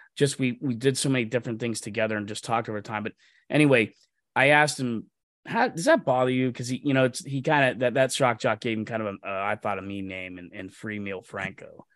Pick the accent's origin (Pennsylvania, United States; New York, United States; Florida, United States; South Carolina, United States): Pennsylvania, United States; Mercer County; where I grew up in Mercer County